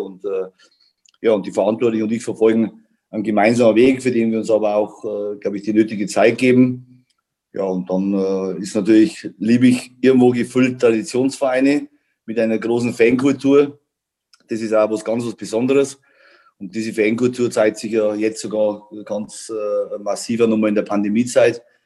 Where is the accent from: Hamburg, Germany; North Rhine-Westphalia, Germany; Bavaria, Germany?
Bavaria, Germany; also born or lived in Munich; ich komme aus Bayern